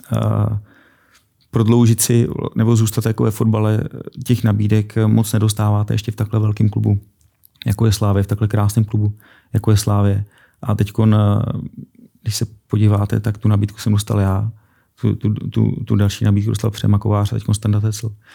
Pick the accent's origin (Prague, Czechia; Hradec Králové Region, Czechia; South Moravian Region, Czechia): Prague, Czechia; těšil jsem se, že se vrátím domů, protože jsem z Prahy